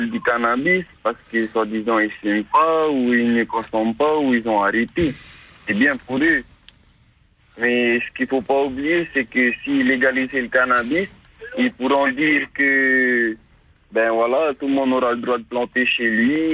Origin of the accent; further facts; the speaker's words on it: France; c'est France, je suis français, man.